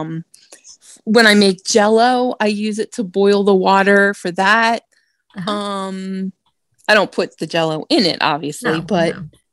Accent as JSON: {"language": "English", "region": "Delaware", "country": "United States", "said": "I'm from Delaware."}